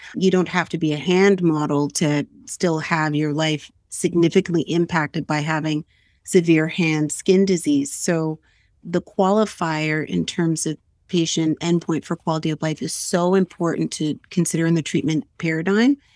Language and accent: English; Nova Scotia, Canada; I'm originally from Nova Scotia